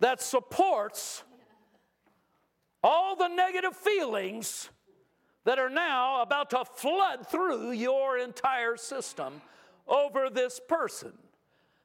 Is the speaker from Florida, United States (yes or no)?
no; California, United States; I grew up in California